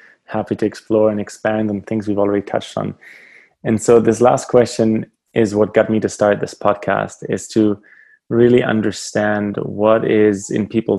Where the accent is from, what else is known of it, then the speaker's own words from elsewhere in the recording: Germany; moved away as an adult; now in Canada; as a kid growing up in Germany